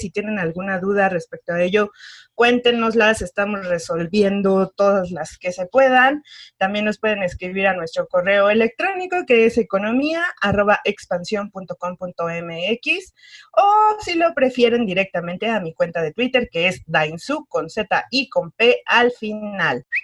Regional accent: Mexico; somos los mexicanos

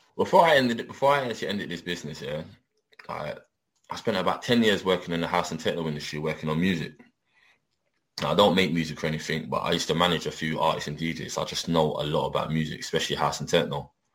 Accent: London, United Kingdom; I'm I'm born and bred in London, but like I said, I'm from my, my family come from Jamaica

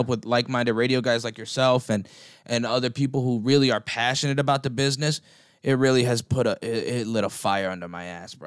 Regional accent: New Jersey, United States; I grew up in New Jersey. I grew up in North Jersey

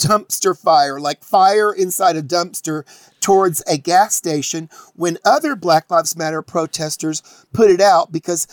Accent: the South, United States; I'm from the South

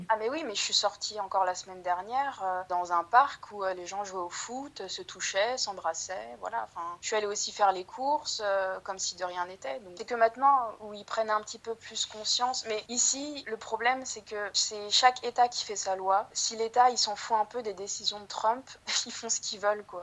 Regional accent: France; moved away as an adult; now in Kansas City, United States; je suis française je viens de, France

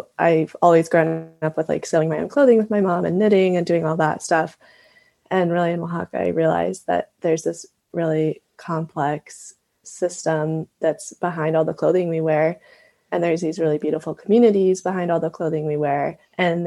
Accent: Montana, United States; I was born and raised in Montana

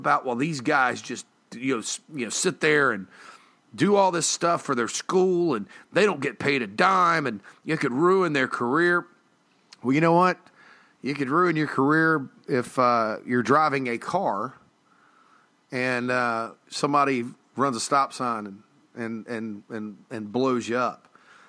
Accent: Spartanburg, South Carolina, United States; and I'm from Spartanburg

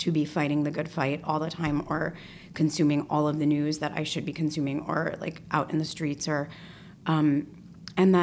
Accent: Detroit, Michigan, United States; moved away; a young woman growing up in Detroit

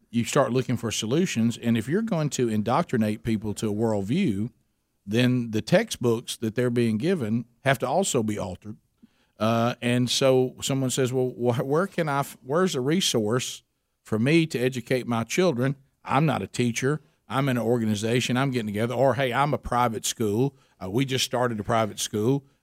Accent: United States; moved away; when I was growing up in Calhoun County

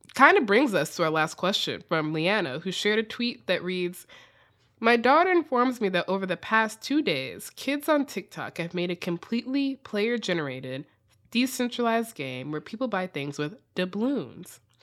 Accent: United States; accent: extremely American; my extremely American accent

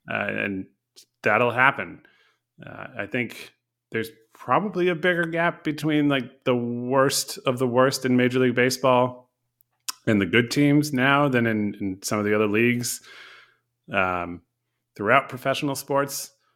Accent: Connecticut, United States; I grew up in Connecticut

